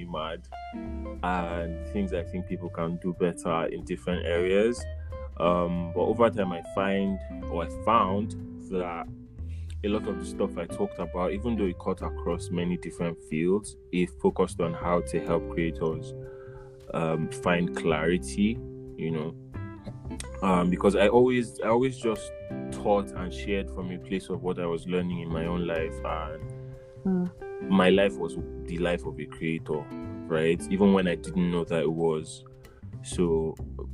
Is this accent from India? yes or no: no; Northern Nigeria, Nigeria; I grew up in a conservative northern family in Nigeria